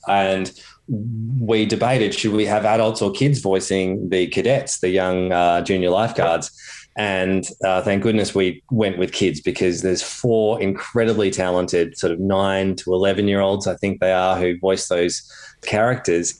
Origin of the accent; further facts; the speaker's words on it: Torquay, Victoria, Australia; growing up on Torquay Surf Beach myself and doing little nippers